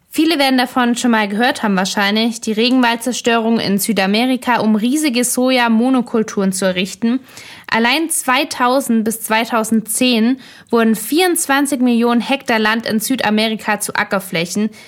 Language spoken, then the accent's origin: German; Germany; unserem Überflussland Deutschland